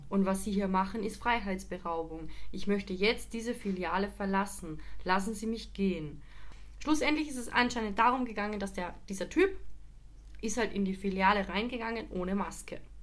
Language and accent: German; Carinthia, Austria; Auf jeden Fall in meinem mein Heimatbezirk. Der war vor ein paar Wochen halt in Österreich, speziell halt in Kärnten